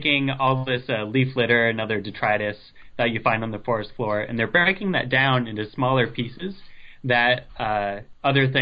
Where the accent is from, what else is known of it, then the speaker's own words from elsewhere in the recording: Ohio, United States; moved away; I'm from Ohio, so I was living there at the time